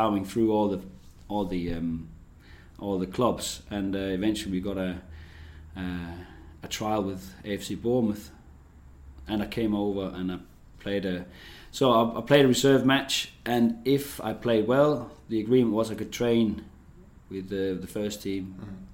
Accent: Denmark; moved away; also born or lived in England; I grew up on a farm in the rural area of Denmark

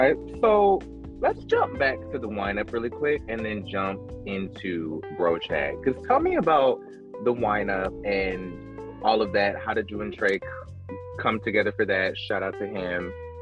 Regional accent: Fayetteville, North Carolina, United States; Well, I'm from Fayetteville.

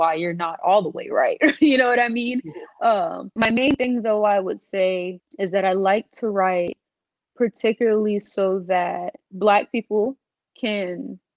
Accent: North Charleston, South Carolina, United States; I'm from North Charleston, South Carolina

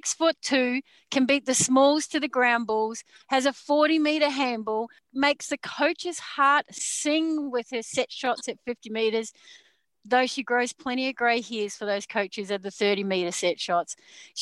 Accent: New Zealand; now in Melbourne, Australia; I'm from New Zealand

